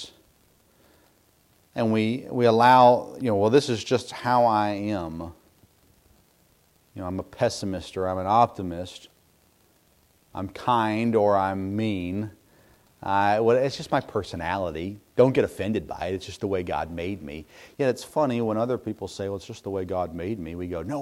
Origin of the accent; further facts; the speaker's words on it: Middle Tennessee, United States; I grew up in Middle Tennessee